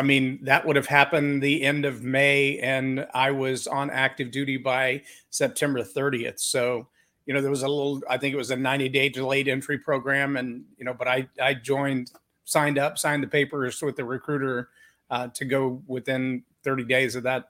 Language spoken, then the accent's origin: English; Lampasas, Texas, United States; I was born and raised in Central Texas in a little town called Lamb Passes, small town.